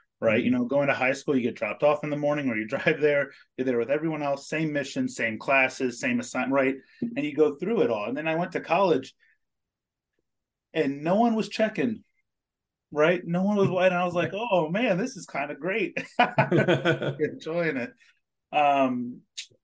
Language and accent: English; Ellicott City, Maryland, United States; also born or lived in Colorado; I grew up in Ellicott City, Maryland